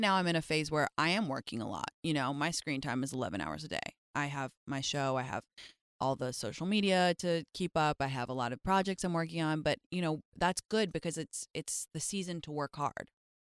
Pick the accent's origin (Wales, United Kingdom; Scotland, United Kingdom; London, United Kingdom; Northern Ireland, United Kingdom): London, United Kingdom; moved away as an adult; now in United States; I was raised in England, yeah. I moved when I was like 6 months old to London, and I lived there until I was 19 when I moved to America to go to Stanford.